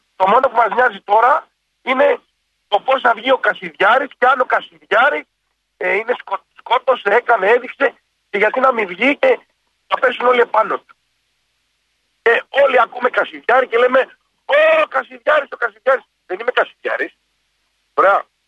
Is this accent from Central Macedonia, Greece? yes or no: no; Naxos, South Aegean, Greece; είμαι από την Άξο